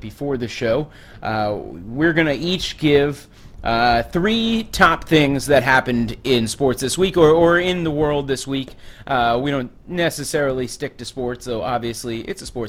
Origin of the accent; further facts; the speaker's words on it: Long Island, near the Queens border, New York, United States; now in New York City, United States; I grew up on Long Island. I grew up on Long Island.